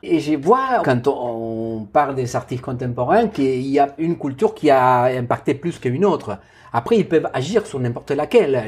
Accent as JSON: {"language": "French", "country": "Argentina", "second_language": "French", "moved": "as an adult", "said": "je dois faire des choses en ce moment dans mon pays d'origine que j'ai pas fait, par exemple une exposition institutionnelle dans un centre d'art à eh, Buenos Aires"}